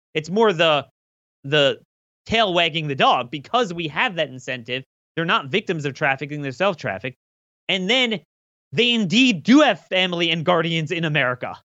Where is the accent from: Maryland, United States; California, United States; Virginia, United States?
Maryland, United States; I'm from Maryland